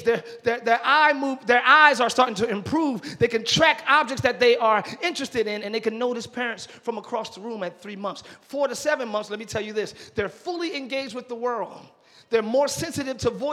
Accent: Camden, New Jersey, United States; I'm from Camden.

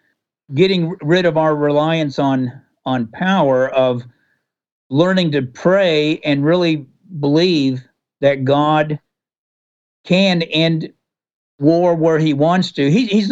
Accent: Texas, United States; I'm from Texas myself.

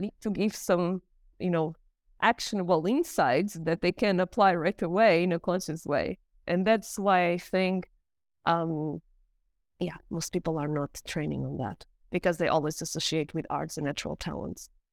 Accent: Portugal; also born or lived in South Korea / United States; now in Germany; I'm from Portugal. I live in Germany

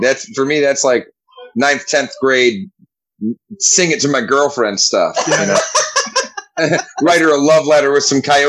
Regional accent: Everett, United States; I'm hosting a show in my hometown called The Everett Promise.

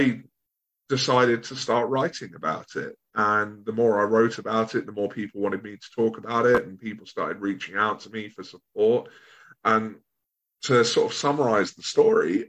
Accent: Bognor Regis, South East England, United Kingdom; also born or lived in Brighton area; I'm from Sussex, so at the moment I'm living in the Brighton area, but I grew up in a place called Bognor Regis

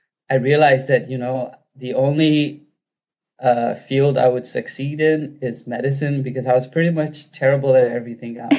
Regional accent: Rajasthan, India; now in Detroit, United States; I'm from Rajasthan in India. And I've been in the U.S. since 2003

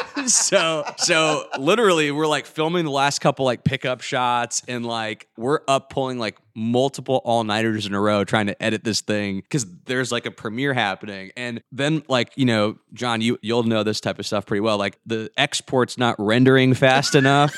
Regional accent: Atlanta, Georgia, United States; also born or lived in New Jersey; I grew up in the Atlanta area, so like Alpharetta, Johns Creek, that area.

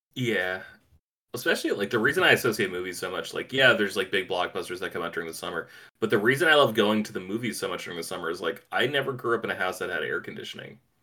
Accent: East Coast, United States; moved away; I grew up on the East Coast. I'm used to East Coast winters

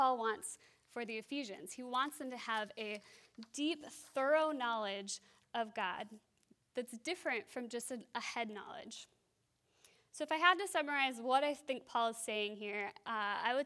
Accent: Wisconsin, United States; also born or lived in France; now in Minnesota, United States; I grew up in Wisconsin

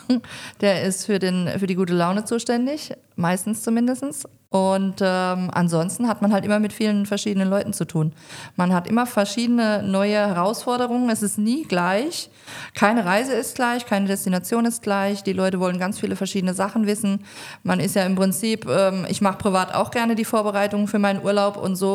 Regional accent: Mannheim, Baden-Württemberg, Germany; now in Rhineland-Palatinate, Germany; bin ich ähm, in Mannheim geboren und aufgewachsen. Bin dann irgendwann in die Pfalz gezogen, da wohne ich immer noch

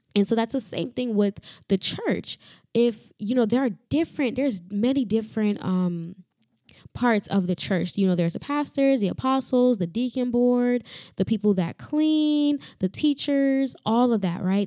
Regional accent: Florida, United States; also born or lived in Dominican Republic; I am from Florida

